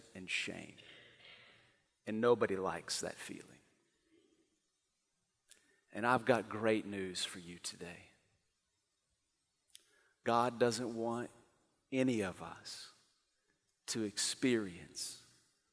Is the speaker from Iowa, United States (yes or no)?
no; Amarillo, Texas, United States; moved away; my hometown, Amarillo